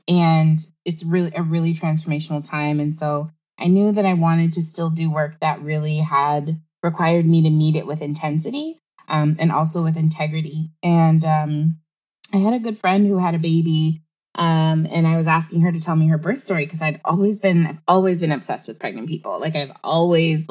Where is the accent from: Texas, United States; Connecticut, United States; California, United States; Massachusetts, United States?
California, United States; Los Angeles; moved away as an adult; now in Seattle, United States; I am originally from Tongva Land, also known as Los Angeles, California